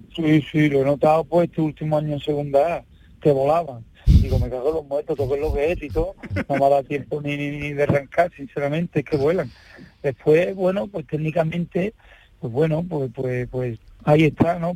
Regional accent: Sanlúcar de Barrameda, Andalusia, Spain; Yo, sanluqueño

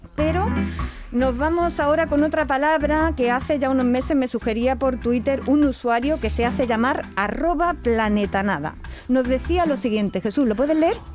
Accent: Andalusia, Spain; quienes somos de Andalucía

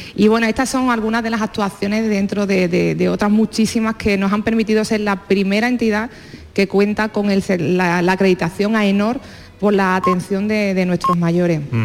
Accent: Seville, Andalusia, Spain; yo soy de Sevilla

